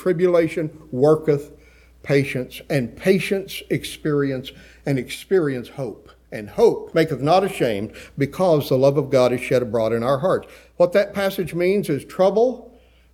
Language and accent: English; West Texas, United States; I grew up in West Texas